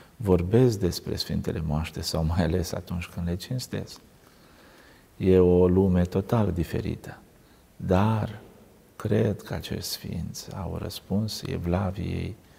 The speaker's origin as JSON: {"language": "Romanian", "country": "Romania", "tie": "born or raised there", "said": "oamenii din satul meu, natal"}